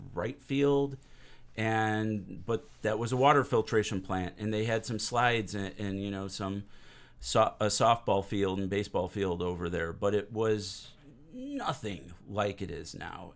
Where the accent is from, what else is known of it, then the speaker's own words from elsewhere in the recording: Hammond, Indiana, United States; also born or lived in Whiting, Indiana; I was born and raised in Hammond, Whiting area